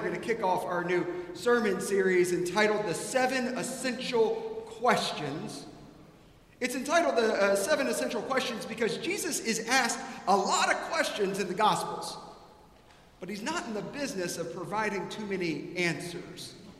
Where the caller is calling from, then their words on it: Atlanta, Georgia, United States; moved away as an adult; also born or lived in Preston Hollow; I was visiting here from Atlanta